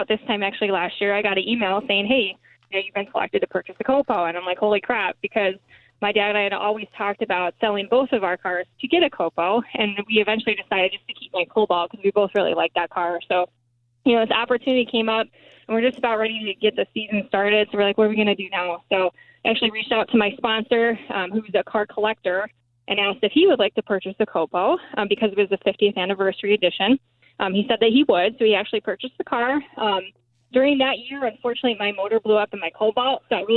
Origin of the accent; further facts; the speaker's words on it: Wisconsin, United States; also born or lived in Chicagoland area; I'm from Wisconsin